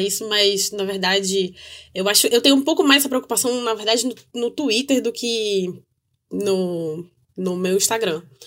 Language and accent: Portuguese; North Region, Brazil; eu digo isso enquanto uma pessoa do norte do Brasil, que a gente, enquanto nortista